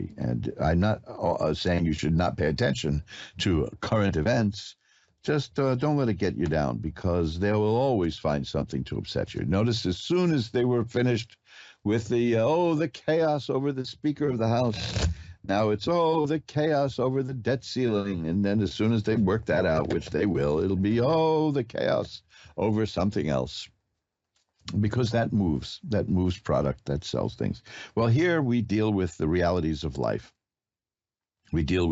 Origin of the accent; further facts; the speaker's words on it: New York, United States; I am a New Yorker